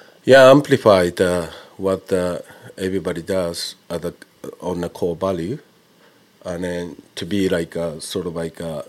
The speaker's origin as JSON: {"language": "English", "country": "Japan", "tie": "born or raised there", "moved": "yes", "lives_now": "London, United Kingdom", "said": "I've been living abroad for quite a long time, but I was born and bred in Japan."}